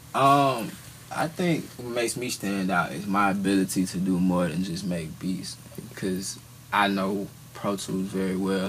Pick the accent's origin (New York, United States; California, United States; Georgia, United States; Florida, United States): Georgia, United States; Atlanta; I'm from Atlanta, located in Atlanta.